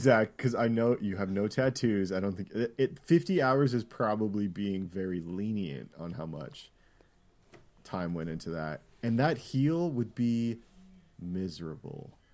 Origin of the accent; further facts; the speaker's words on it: Canada; I'm Canadian